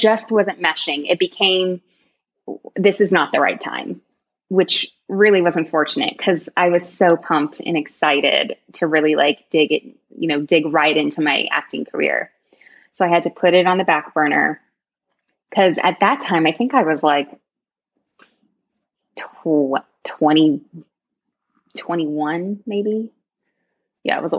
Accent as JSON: {"language": "English", "town": "York", "region": "Maine", "country": "United States", "tie": "born or raised there", "also_born_or_lived": "Texas", "moved": "yes", "said": "I'm originally from York, Maine, like a super small town. And when my dad got a job here, I eventually went to a professional school"}